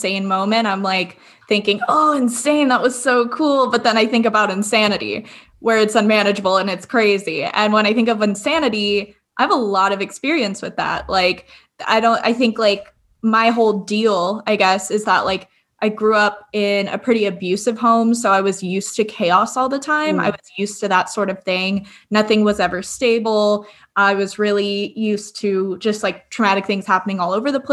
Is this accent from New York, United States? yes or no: no; Agoura Hills, California, United States; also born or lived in Calabasas / Glendale; I grew up in Agoura Hills in Calabasas, and I am now living in Glendale